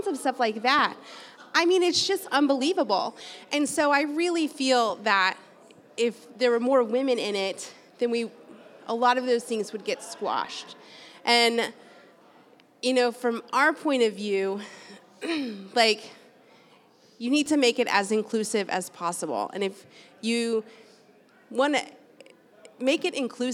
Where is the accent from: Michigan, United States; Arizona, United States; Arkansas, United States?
Arkansas, United States; Rogers; also born or lived in Denver / Chicago; I grew up here. I'm from Rogers. I went to the high school right over here